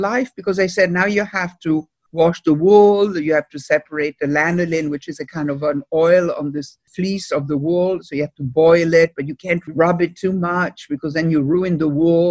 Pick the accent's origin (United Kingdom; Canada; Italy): Italy; also born or lived in Bellport, Long Island; now in Long Island, United States; the way I grew up in Italy